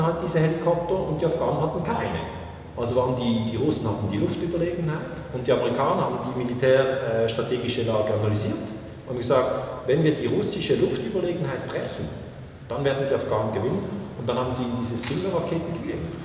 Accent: Switzerland

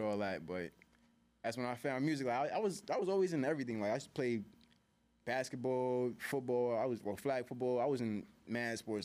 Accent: New York City, New York, United States; I'm from Harlem

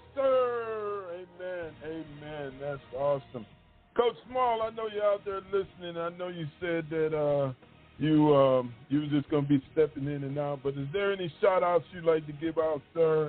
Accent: Michigan, United States; moved away as an adult; also born or lived in Mississippi Gulf Coast; now in Mississippi, United States; I'm from Michigan, and I grew up there my whole life.

